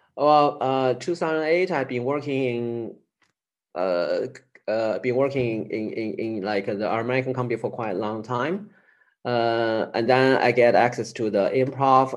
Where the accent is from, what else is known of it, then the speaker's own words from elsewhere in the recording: Chengdu, Sichuan, China; I moved to the big city, my hometown, uh, Chengdu city